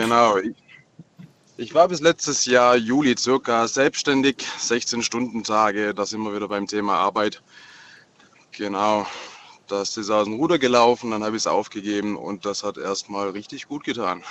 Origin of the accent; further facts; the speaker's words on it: Marburg, Hesse, Germany; Ich komme ja aus Marburg